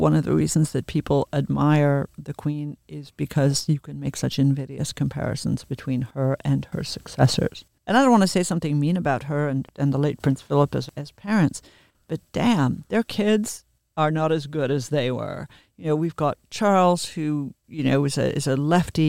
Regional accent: Australia; moved away; also born or lived in England; She was my monarch as an Australian

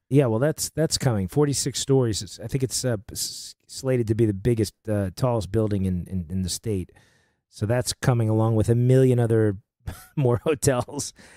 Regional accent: New York, United States; moved away as an adult; now in Nashville, United States; I'm, I'm from New York originally, right? I grew up there and, uh, been in Nashville for almost ten years

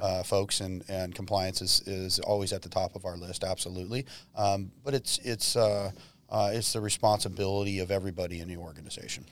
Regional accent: Modesto, California, United States; moved away; I grew up in Modesto

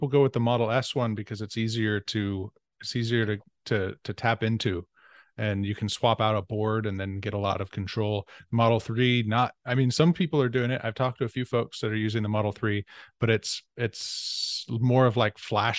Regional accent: Northern California, United States; moved away; also born or lived in Pennsylvania; I'm from California, I'm from NorCal

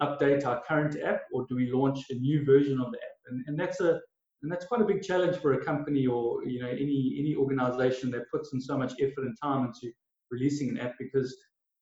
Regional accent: Durban, KwaZulu-Natal, South Africa; also born or lived in Ballito; I'm born and raised in South Africa, in Durban and KZN.

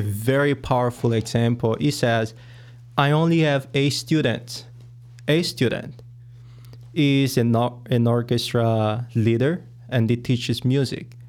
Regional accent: Angola; moved away as an adult; now in United States; I am from Angola in Africa, and I have been in the U S for about seven years

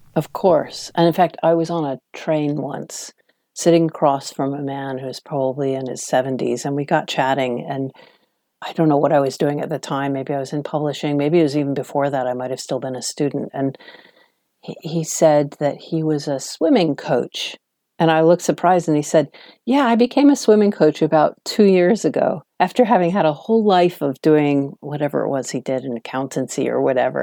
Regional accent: Washington, District of Columbia, United States; moved away as an adult; now in London, United Kingdom; I was from Washington, D C, which is a much calmer, smaller town compared to New York

